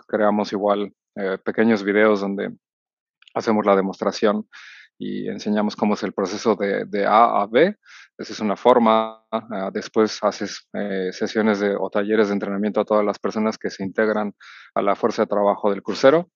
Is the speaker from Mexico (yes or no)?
yes; Mexico City, Mexico; soy originario de la Ciudad de México